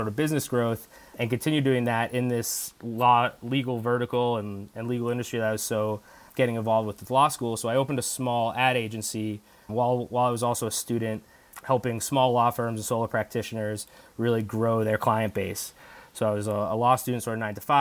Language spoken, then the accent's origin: English; Massachusetts, United States; moved away as an adult; also born or lived in Delaware / New York; So I grew up in Massachusetts, and I went to undergrad at University of Delaware.